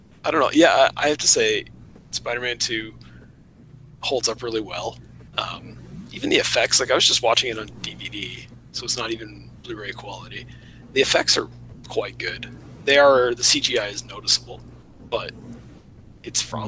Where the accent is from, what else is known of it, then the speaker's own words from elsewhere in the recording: Canada; I'm Canadian